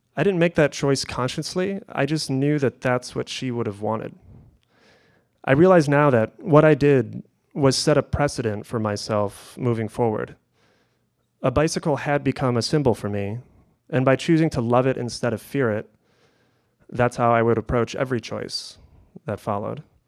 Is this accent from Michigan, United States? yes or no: yes; Kalamazoo, Michigan, United States; all of Kalamazoo felt like my playground